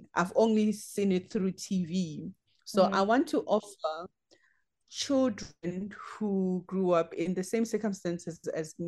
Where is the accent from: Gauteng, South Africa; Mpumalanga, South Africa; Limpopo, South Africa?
Limpopo, South Africa; I'm from Limpopo, and Limpopo is the heart of safari